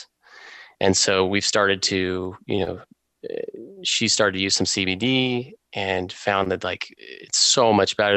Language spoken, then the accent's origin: English; Utah, United States; I grew up in Utah